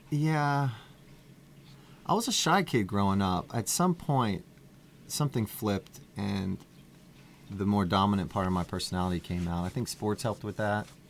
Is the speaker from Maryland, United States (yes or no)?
yes; Reisterstown, Maryland, United States; I born and raised in Maryland, Reisterstown, Maryland